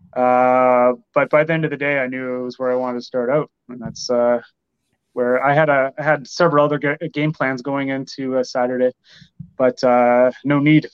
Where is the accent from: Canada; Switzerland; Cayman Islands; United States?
Canada; Windsor, Ontario; also born or lived in Toronto area, Canada; I grew up in Windsor